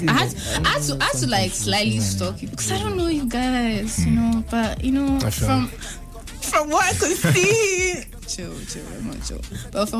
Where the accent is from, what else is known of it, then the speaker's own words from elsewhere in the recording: Ghana; I'm from Ghana